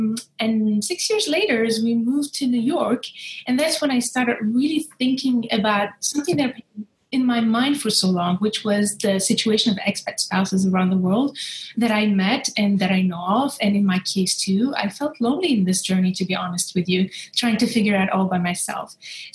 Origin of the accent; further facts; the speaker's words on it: Algeria; I come from Algeria, but I was raised across 8 countries. I'm an expat child in a way, I'm a third culture kid. I've been moving my whole life, moved from a country to another.